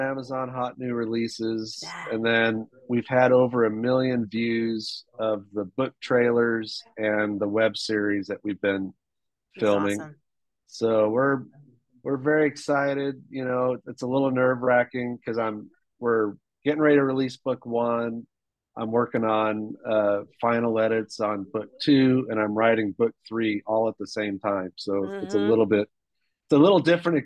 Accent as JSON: {"language": "English", "country": "Hong Kong", "tie": "born or raised there", "moved": "yes", "said": "I was born and raised in Hong Kong."}